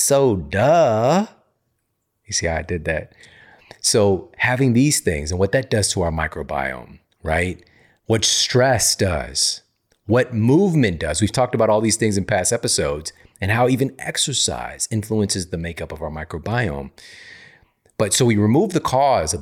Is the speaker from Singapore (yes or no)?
no; St. Louis, Missouri, United States; St. Louis, Missouri, my hometown